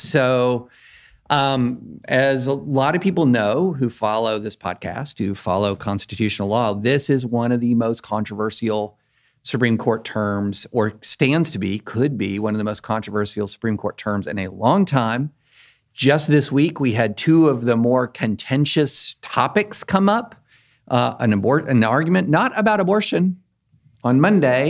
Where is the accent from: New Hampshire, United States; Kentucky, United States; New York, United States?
Kentucky, United States; I grew up in Kentucky